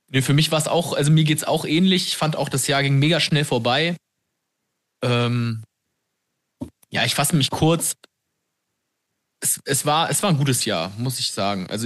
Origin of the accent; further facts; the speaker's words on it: Franconia, Bavaria, Germany; ich bin auch Frank.